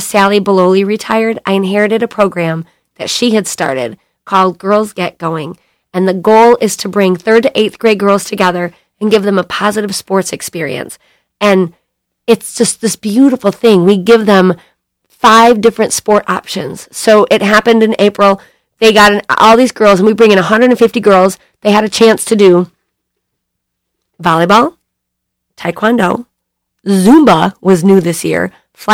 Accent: Bay City, Michigan, United States; also born or lived in California; I grew up in Bay City

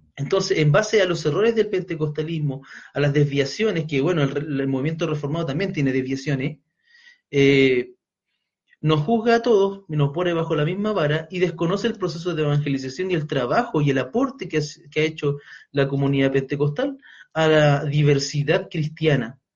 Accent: Chile; quienes somos chilenos

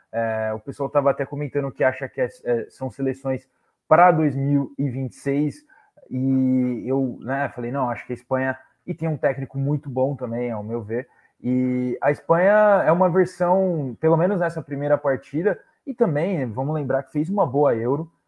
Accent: Brazil; Como brasileiro

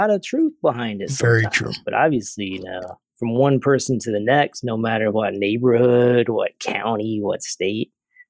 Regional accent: Kentucky, United States; moved away as an adult; now in Philadelphia, United States; where I grew up in Kentucky.

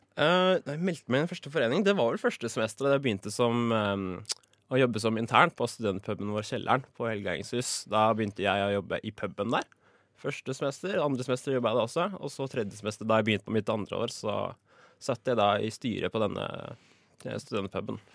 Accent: Drøbak, Akershus, Norway; moved away as an adult; also born or lived in Oslo; jeg er fra Drøbak.

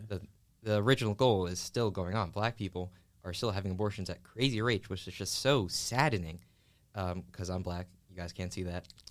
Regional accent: Philadelphia, Pennsylvania, United States; I was born and raised in West Philadelphia.

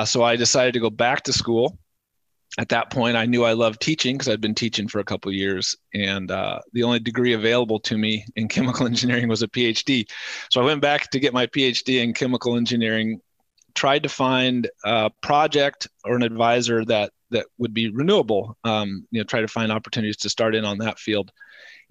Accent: Lawrence, Kansas, United States; came back to my hometown in Lawrence, Kansas

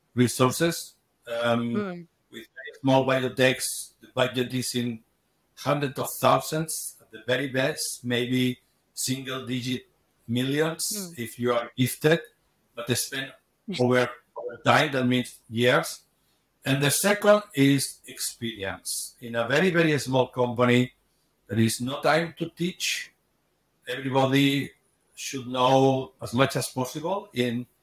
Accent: Barcelona, Catalonia, Spain; moved away as an adult; also born or lived in Switzerland; I was born in Barcelona.

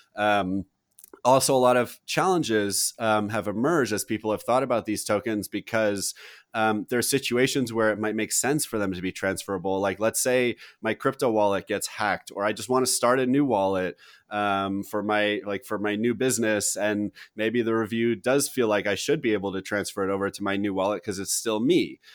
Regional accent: United States; as an American citizen and generally a patriot

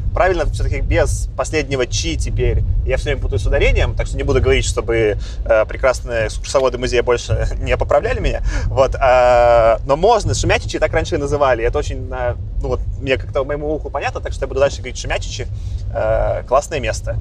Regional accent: Belarus; now in Moscow, Russia; я в прошлом году ездил по Беларуси в путешествие большое, так, это, чтобы с родиной соприкоснуться

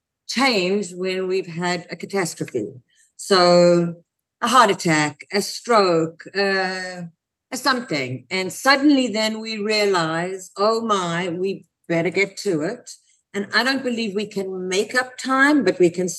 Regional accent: South Africa; now in United States; I come from South Africa, and I came to the States

